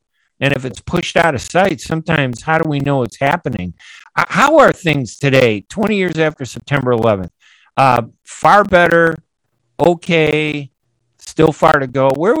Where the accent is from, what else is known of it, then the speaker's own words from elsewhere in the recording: United States; You know, I'm as American as everybody else. I don't care what they say about whether they like Arabs or Muslims.